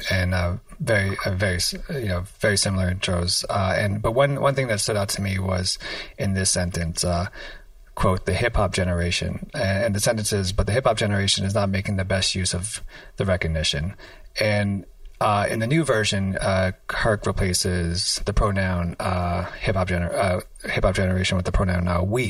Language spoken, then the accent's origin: English; New York City, New York, United States; I grew up in Washington Heights and I went to school in East Harlem